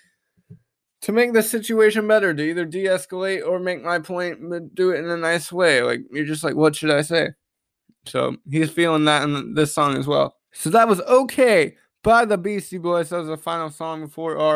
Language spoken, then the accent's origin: English; Raleigh, North Carolina, United States; born and raised in Raleigh.